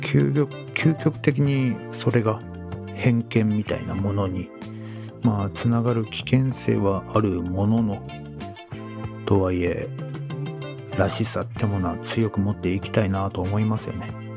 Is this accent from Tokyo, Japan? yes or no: yes; Edokko, Tokyo, Japan; 父から、えー、お前は江戸っ子だからと。江戸っ子らしく振る舞えと。そう育てられてきたんですが